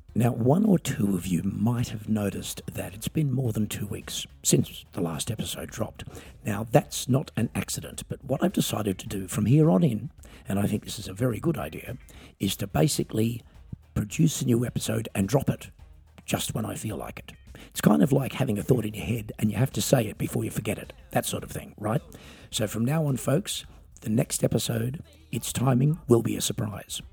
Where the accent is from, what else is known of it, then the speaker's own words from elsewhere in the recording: Australia; I'm an Australian singer songwriter